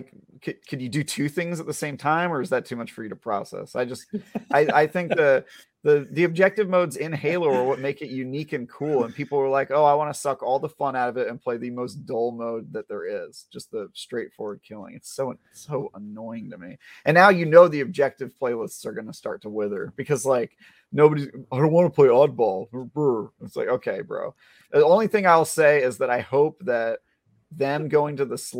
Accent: California, United States; I'm from California.

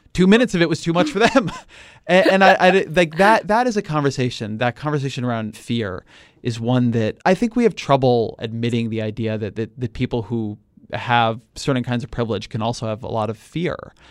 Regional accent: California, United States; I'm a Californian

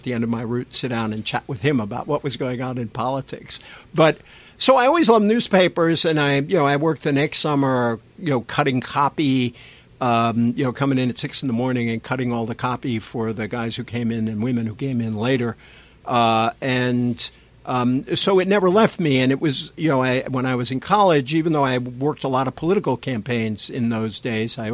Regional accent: Fall River, Massachusetts, United States; first language French; English is a second language; French is actually my first language, being a Canuck from Fall River

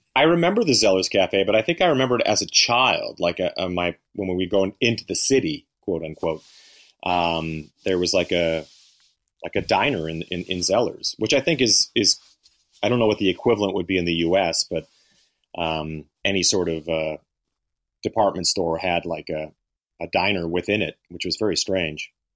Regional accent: Canada; now in United States; both being Canadian, living in the U.S.

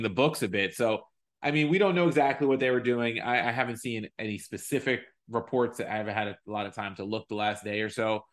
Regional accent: United States; as an American

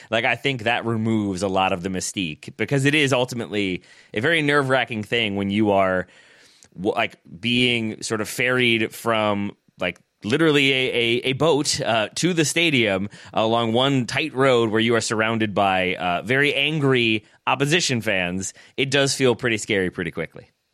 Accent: United States; as an American

